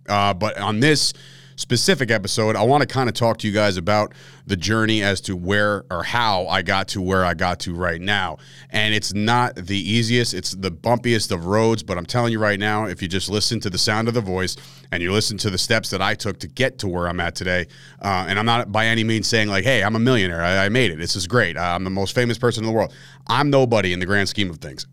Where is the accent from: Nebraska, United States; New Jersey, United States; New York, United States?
New Jersey, United States; Fords; any Fords people that are listening to this right now, which they're, they're out there, like my hometown people, if you're out there and you listen to this and you went to Fords Middle